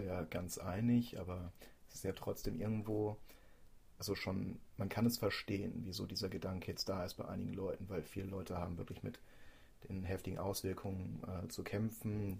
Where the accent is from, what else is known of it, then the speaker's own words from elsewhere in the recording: Germany; wir als Deutsche